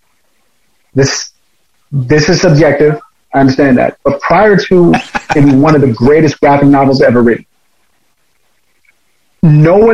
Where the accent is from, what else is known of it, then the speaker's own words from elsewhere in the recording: New York City, New York, United States; growing up in Queens